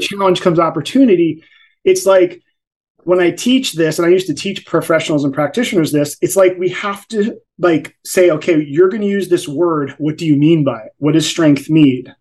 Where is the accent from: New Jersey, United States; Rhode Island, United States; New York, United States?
New Jersey, United States; I'm from Jersey